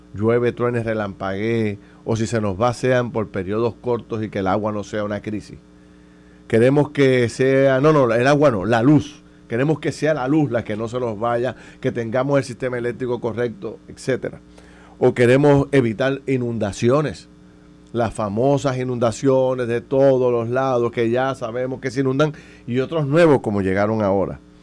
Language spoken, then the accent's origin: Spanish; Puerto Rico; como puertorriqueños